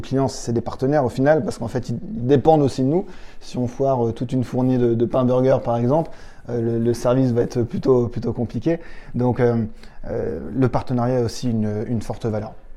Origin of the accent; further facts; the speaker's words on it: Châteauroux, Centre-Val de Loire, France; moved away; on vient de Châteauroux